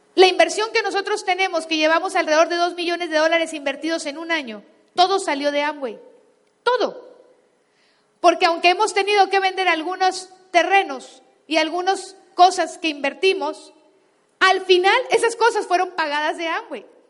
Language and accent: Spanish; Guasave, Sinaloa, Mexico; moved away; yo crecí en Sinaloa descalza y en Guasave, greñuda